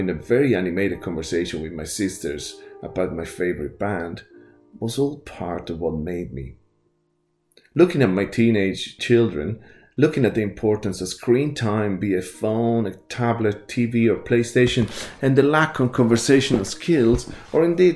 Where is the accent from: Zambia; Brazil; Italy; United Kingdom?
Italy; Growing up in Italy, we sat at the table every day as a family